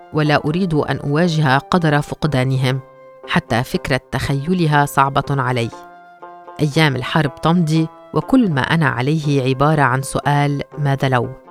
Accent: Gaza, Gaza Strip, Palestine; born or raised there; moved away as an adult; now in Malaysia

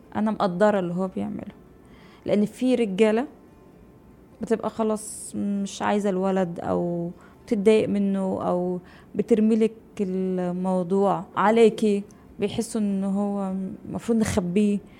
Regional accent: Egypt; moved away as an adult; now in Dubai, United Arab Emirates; عندنا في مصر

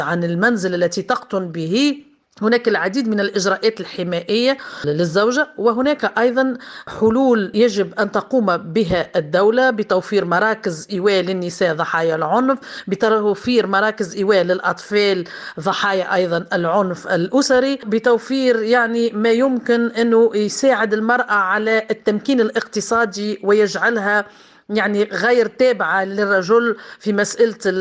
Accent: Tunisia; عندنا في تونس

